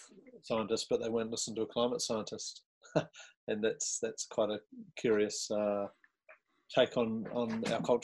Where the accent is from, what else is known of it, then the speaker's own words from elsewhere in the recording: New Zealand; As a New Zealander